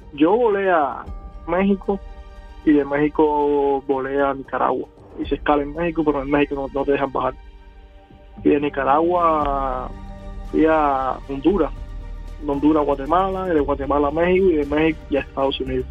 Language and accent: Spanish; Cuba; moved away as an adult; now in United States; somos cubanos